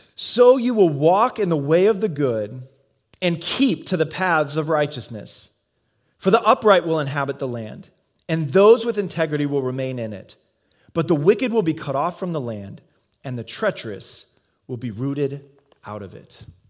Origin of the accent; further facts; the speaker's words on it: Midwest, United States; moved away; I come from the Midwest